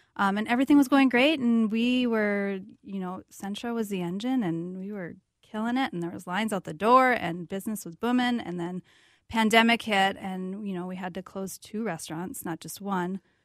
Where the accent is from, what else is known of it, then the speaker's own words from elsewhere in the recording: Valley City, North Dakota, United States; also born or lived in South Carolina / San Diego; now in Minneapolis, United States; I grew up in North Dakota, uh, a little town called Valley City, an hour west of Fargo